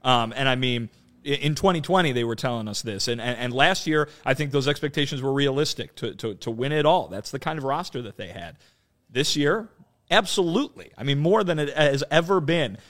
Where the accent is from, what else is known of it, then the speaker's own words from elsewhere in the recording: Chicago, Illinois, United States; being nati-, native Chicagoan and, uh, you know, going there growing up